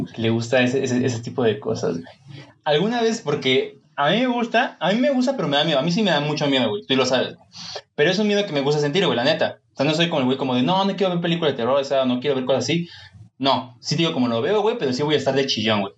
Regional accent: Mexico; yo soy muy mexicano

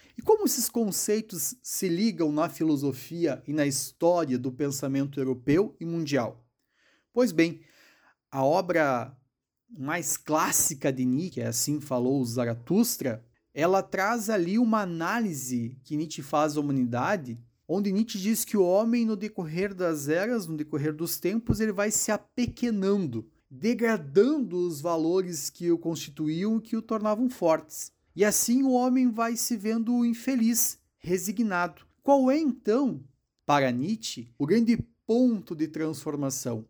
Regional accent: Passo Fundo, Rio Grande do Sul, Brazil; eu sou de Passo Fundo

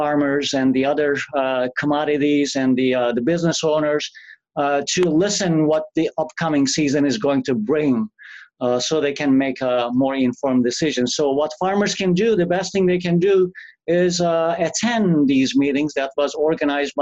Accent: Turkey; English is a second language; moved away as an adult; also born or lived in Missouri; now in North Dakota, United States; being born in another country, I was born in Turkey.

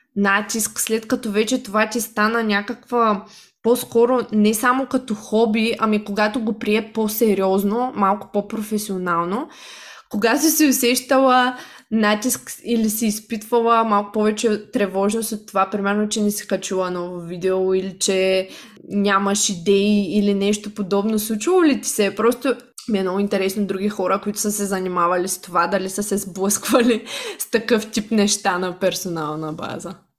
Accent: Shumen, Shumen Province, Bulgaria; moved away; аз съм от Шумен, от малък град

